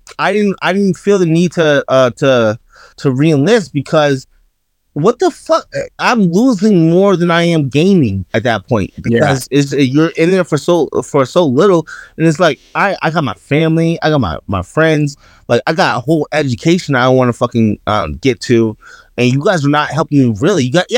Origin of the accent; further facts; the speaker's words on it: New York, United States; I'm from New York, gang shit.